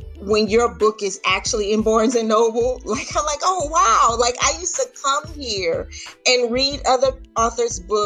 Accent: Louisiana, United States; my family, my hometown in Louisiana

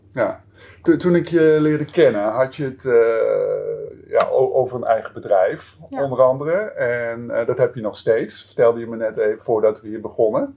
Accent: Amsterdam, North Holland, Netherlands; ik kom zelf uit Amsterdam

